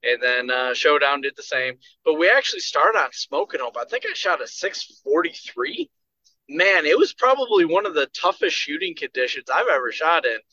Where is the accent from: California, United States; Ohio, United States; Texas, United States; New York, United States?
New York, United States; moved away; I'm from New York